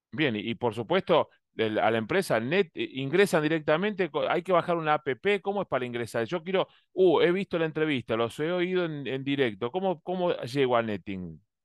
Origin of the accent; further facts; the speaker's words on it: Argentina; now in Miami, United States; como decimos en Argentina, en mi país